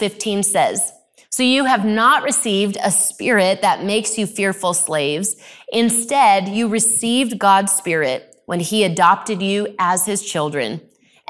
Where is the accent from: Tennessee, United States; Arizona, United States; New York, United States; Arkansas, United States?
Arizona, United States; I grew up in Arizona